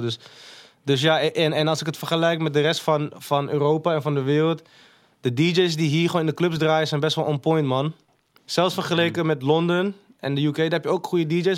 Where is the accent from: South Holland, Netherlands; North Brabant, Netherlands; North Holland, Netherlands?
North Holland, Netherlands; Amsterdam; also born or lived in Maastricht; Ben ik vanuit Maastricht naar Holendrecht verhuisd. Ben ik daar opgegroeid